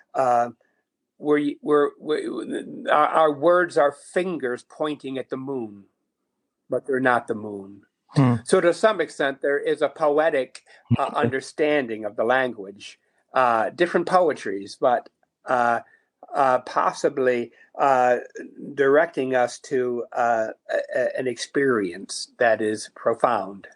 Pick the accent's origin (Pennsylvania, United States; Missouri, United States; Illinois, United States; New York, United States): New York, United States; Niagara Falls; I grew up in Niagara Falls, New York